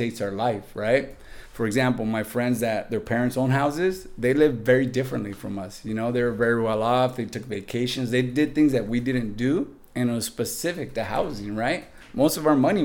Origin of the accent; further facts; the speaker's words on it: Santa Barbara, California, United States; moved away as an adult; now in San Diego, United States; growing up in Santa Barbara, my family rented a house for a long time.